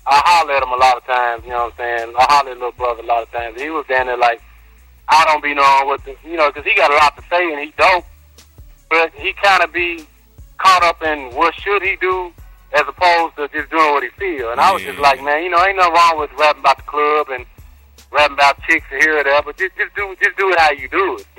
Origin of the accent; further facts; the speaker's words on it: Memphis, Tennessee, United States; I'm from East Memphis